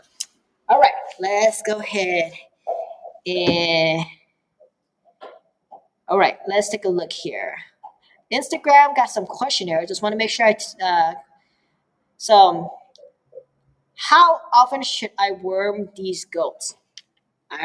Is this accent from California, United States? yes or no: yes; Oakland, California, United States; English is a second language; now in Eugene, United States; I grew up in Oakland, California. That means I grew up with hip hop and rap.